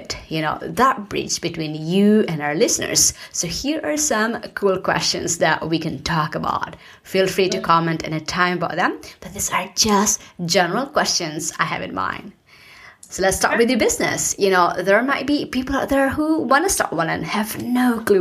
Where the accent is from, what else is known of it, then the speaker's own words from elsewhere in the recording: Philippines; now in United States; I was born in the Philippines and I migrated to the US, and this is not my home country